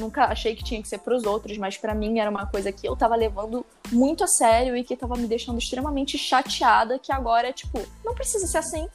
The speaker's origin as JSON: {"language": "Portuguese", "town": "Maricá", "region": "Rio de Janeiro", "country": "Brazil", "moved": "as an adult", "lives_now": "Rio de Janeiro, Brazil", "said": "eu sou de Maricá"}